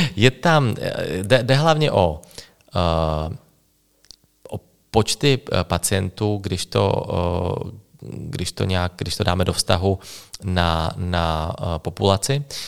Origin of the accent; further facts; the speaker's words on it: Slovakia; first language Slovak; Czech is a second language; moved away as an adult; also born or lived in Bratislava; now in Czech Republic; jsem eh, ze Slovenska